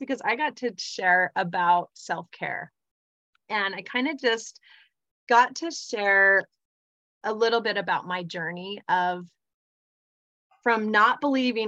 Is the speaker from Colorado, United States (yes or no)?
no; Provo, Utah, United States; also born or lived in North Salt Lake, Utah; I live in North Salt Lake, Utah. I grew up in Provo, Utah.